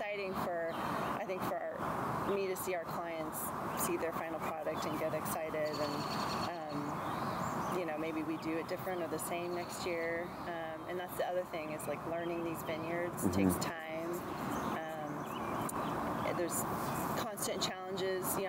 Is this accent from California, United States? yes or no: no; Bloomington, Indiana, United States; I grew up in Bloomington, Indiana